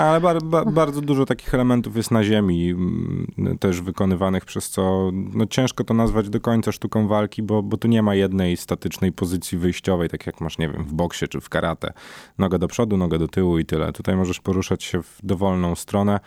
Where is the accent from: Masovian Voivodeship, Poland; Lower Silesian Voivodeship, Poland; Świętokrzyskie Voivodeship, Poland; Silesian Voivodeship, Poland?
Masovian Voivodeship, Poland; Warsaw; wywodzę się z dzielnicy, która, no, nie należała te dwadzieścia lat temu do, do najbezpieczniejszych